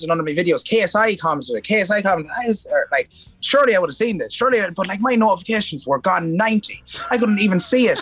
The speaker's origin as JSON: {"language": "English", "country": "Ireland", "accent": "Irish (pronounces 'bar' as 'bor')"}